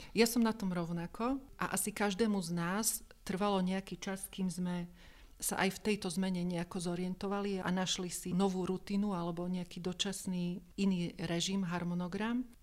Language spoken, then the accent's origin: Slovak; Slovakia; som zo Slovenska